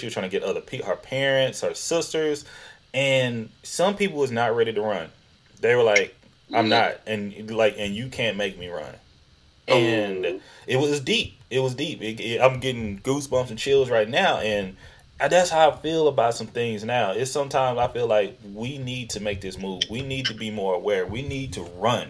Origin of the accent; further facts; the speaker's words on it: East Texas, United States; accent: Southern; moved away as an adult; also born or lived in Houston, Texas; now in Seattle, United States; I grew up in East Texas, and been in Houston for 13, 14 years